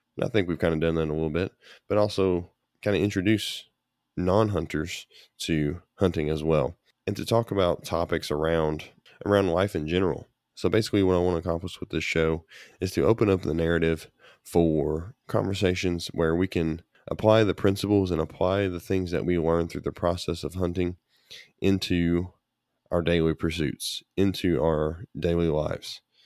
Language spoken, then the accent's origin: English; Kentucky, United States; my home state of Kentucky